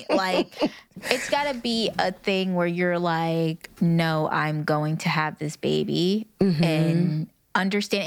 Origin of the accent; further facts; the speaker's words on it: United States; I'm a Black American woman mm. raised by a Black American woman